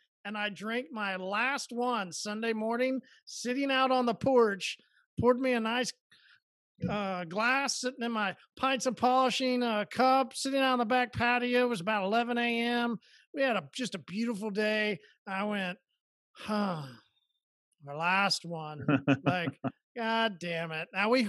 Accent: Oklahoma, United States; I'm from Oklahoma. See, we hear that they do.

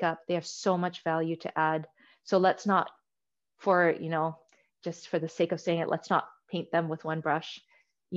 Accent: Canada; also born or lived in Tanzania; when I first moved to Canada, you know, I was born in Tanzania and Africa, and I moved to Canada.

